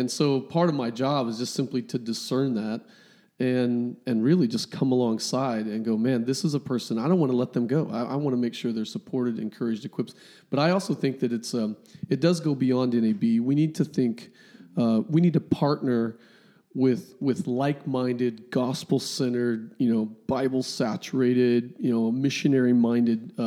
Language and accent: English; Kansas, United States; moved away as an adult; also born or lived in Midwest; now in near Seattle, United States; I grew up in Kansas on a farm.